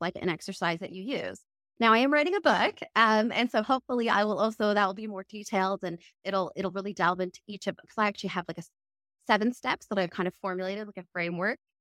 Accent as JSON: {"language": "English", "country": "Canada", "also_born_or_lived": "London, United Kingdom / Cambridge, United Kingdom", "moved": "as an adult", "lives_now": "United Kingdom", "said": "I'm originally from Canada, but I actually live in the U K"}